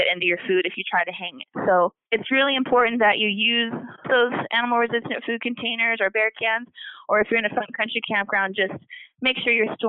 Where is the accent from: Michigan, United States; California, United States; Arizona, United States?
Arizona, United States; also born or lived in Alaska / Redwood; now in Olympic National Park, United States; I spent the majority of my life growing up in Arizona and living in the desert in Arizona